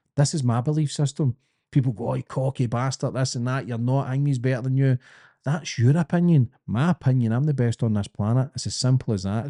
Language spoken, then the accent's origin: English; Glasgow, Scotland, United Kingdom; accent: Scottish, thick; I'm a kid from Glasgow